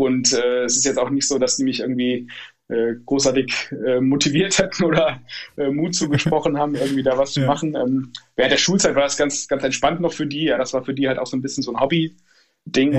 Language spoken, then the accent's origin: German; Northern Hesse, Germany; moved away as an adult; also born or lived in Stuttgart; meiner alten Heimat, wo ich jetzt auch wieder bin in Nordhessen